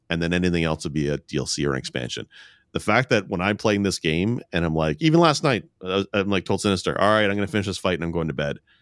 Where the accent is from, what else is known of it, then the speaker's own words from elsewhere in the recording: Canada; I'm Canadian